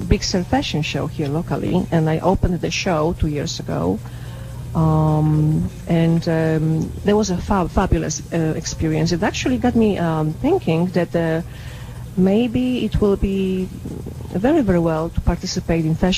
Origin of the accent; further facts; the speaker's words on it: Łódź, Łódź Voivodeship, Poland; moved away as an adult; also born or lived in Los Angeles; now in Carmel, United States; Born and raised in Poland